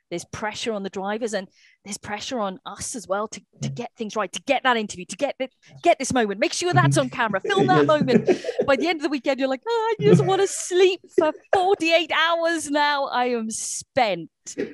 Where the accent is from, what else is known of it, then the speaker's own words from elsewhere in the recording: Wales, United Kingdom; I know Elvin is Welsh and I'm Welsh.